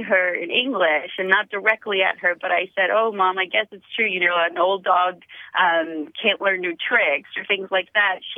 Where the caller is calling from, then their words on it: San Diego, California, United States; I'm calling from the San Diego area.